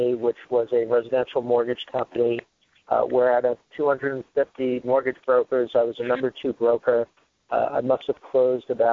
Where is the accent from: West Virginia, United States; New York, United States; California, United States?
New York, United States; New York City; growing up in New York City versus a Brooklynite and then suburban New York